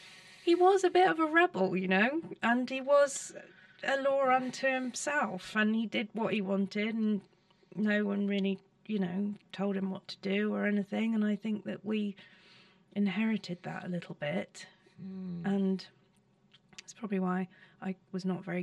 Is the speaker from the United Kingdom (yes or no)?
yes; South East England, United Kingdom; In Surrey.